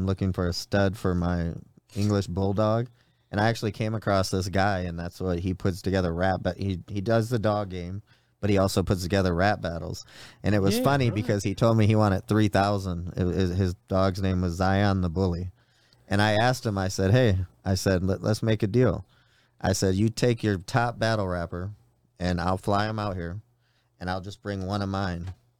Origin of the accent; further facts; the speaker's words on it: Ireland; Damn, I can use that being that I'm Irish.